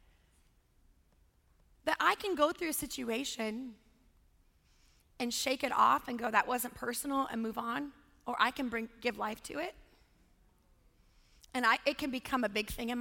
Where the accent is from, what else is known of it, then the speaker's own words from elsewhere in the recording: California, United States; also born or lived in Los Angeles, California; I grew up in Lake Tahoe. I went to high school in LA.